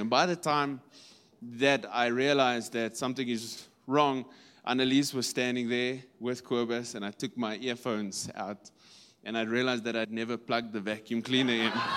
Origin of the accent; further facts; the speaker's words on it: Kimberley, Northern Cape, South Africa; in the Northern Cape, we come from Kimberley